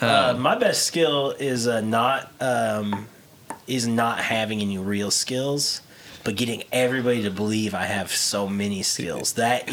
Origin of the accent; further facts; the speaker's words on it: Portland, United States; I'm from Portland. I don't care.